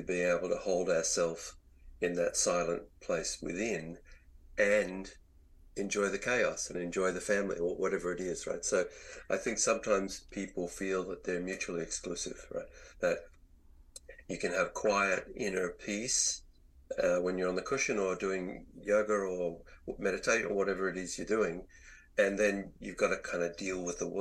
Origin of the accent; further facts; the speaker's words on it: Australia; moved away as an adult; also born or lived in Virginia, United States; as an Australian, one thing I never experienced in my growing up was to be out in the woods in the snow